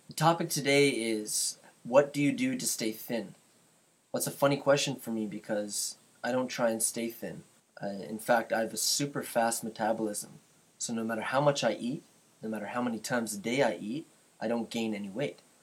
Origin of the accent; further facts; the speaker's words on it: Canada; I'm from Canada